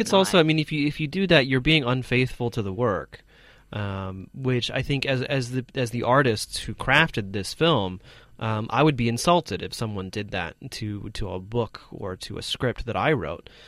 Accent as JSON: {"language": "English", "country": "United States", "said": "an American"}